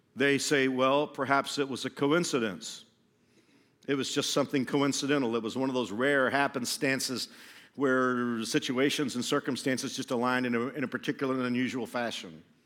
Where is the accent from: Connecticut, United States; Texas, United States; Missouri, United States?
Texas, United States; Fort Worth; moved away as an adult; also born or lived in Houston, Texas; now in Wichita, United States; I grew up in Fort Worth, which is kind of like the buckle of the Bible Belt